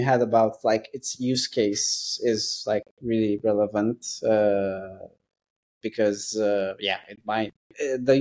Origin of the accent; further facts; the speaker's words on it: London, United Kingdom; I'm from London